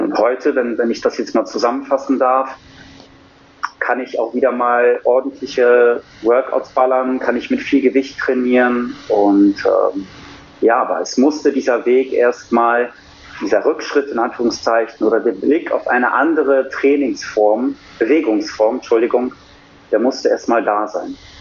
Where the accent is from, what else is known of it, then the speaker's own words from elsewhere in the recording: Cologne, North Rhine-Westphalia, Germany; Ich bin 40, komme aus Köln